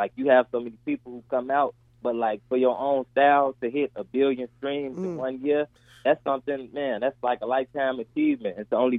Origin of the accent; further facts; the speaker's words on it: Chicago, Illinois, United States; being a Chicago, south suburb native, Chicago native, Chicagoland native